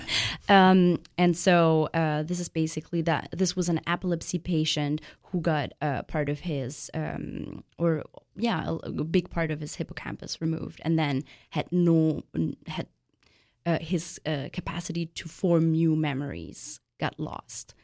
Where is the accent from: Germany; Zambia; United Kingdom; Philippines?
Germany; I'm actually from Germany